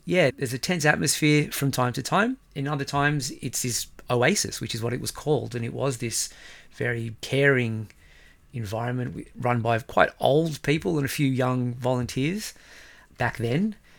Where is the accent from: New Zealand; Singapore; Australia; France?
Australia; moved away as an adult; also born or lived in Israel; now in Stockholm, Sweden; in Australia, people can't say